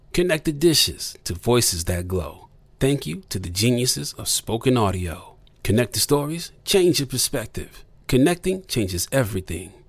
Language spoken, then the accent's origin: English; Texas, United States; I'm from Texas